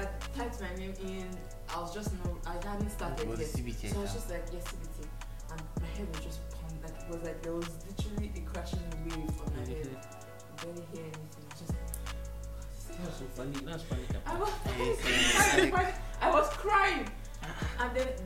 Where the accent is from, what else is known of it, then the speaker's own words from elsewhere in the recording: Lagos, Nigeria; I've been in Lagos all my life.